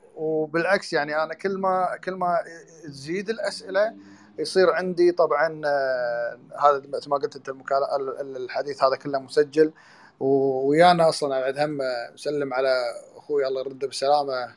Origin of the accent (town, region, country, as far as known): Kuwait